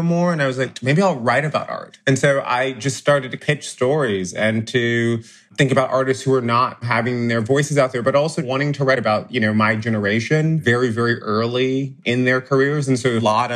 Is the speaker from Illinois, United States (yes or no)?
yes; Chicago, Illinois, United States; moved away as an adult; also born or lived in Washington, D.C.; now in New York, United States; I grew up in Chicago